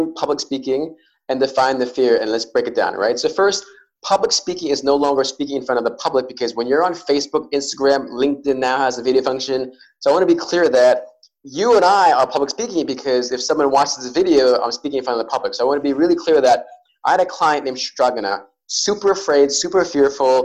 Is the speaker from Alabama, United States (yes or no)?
no; New York City, New York, United States; I was born and raised in New York City